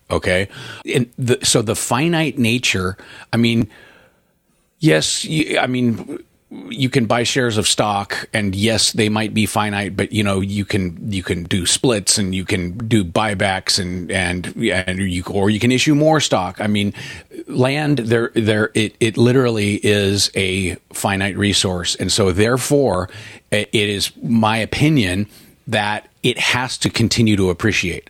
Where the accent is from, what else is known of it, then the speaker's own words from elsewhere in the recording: Portland, United States; I'm from Portland